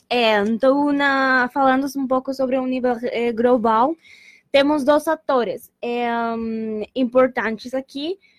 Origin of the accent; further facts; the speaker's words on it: Colombia; Portuguese is a second language; moved away as an adult; now in Pelotas, Brazil; sou da Colômbia